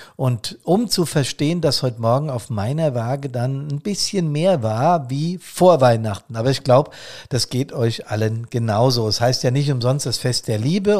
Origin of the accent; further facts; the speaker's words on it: Bad Soden am Taunus, Hesse, Germany; hier in Bad Soden